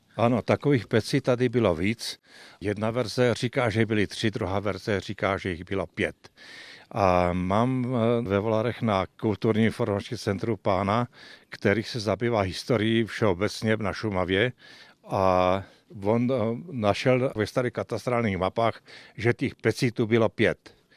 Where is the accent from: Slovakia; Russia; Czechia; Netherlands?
Slovakia; moved away as an adult; now in Lenora, Czech Republic; já pocházím ze Slovenska, ten jsem se i pekařskému řemeslu vyučil